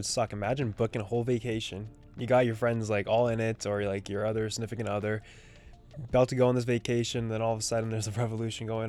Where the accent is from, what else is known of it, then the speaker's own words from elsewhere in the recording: Canada; I'm from Canada. He's like, no, your family. I was like, Italy and Ukraine mostly.